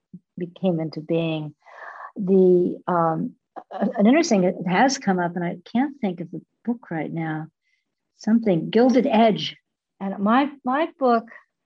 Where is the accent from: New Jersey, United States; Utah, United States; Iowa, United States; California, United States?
California, United States; Los Angeles; also born or lived in New York; now in Carmel-by-the-Sea, United States; I grew up in an artistic family. My father was a filmmaker. I grew up in Hollywood.